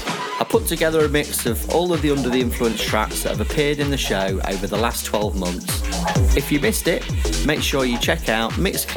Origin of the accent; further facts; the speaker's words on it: Lincoln, East Midlands, United Kingdom; I was a student in my hometown, Lincoln.